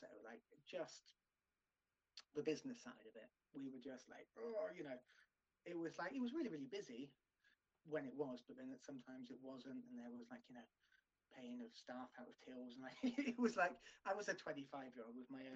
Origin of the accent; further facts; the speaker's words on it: near Taunton, South West England, United Kingdom; which was down in Taunton, which was, you know, really near to my hometown.